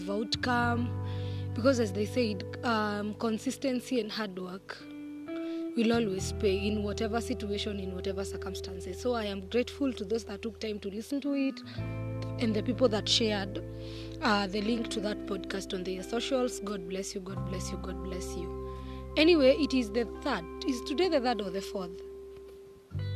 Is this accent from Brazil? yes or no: no; Kenya; as a Kenyan and as a patriot